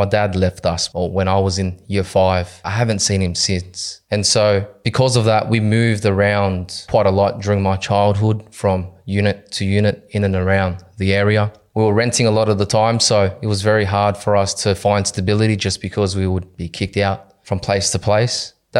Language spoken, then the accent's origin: English; Cabramatta, New South Wales, Australia; So my childhood, I was born and raised in Cabramatta. I grew up there with my younger sister, my mother.